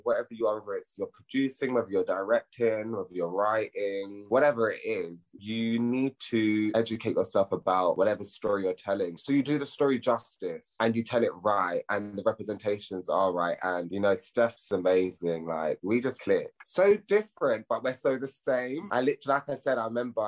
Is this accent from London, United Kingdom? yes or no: yes; London, United Kingdom; I grew up in Hornsey. I grew up in North London